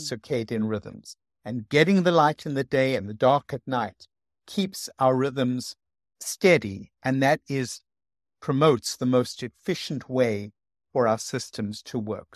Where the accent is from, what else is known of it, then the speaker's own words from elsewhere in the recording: South Africa; moved away; I came from South Africa, which is very sunny